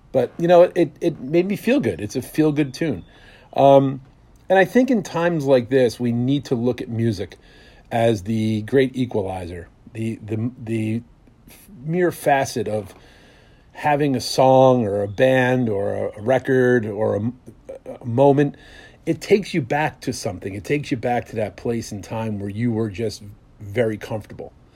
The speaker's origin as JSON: {"language": "English", "town": "Bloomfield", "region": "New Jersey", "country": "United States", "said": "I was from Bloomfield, New Jersey"}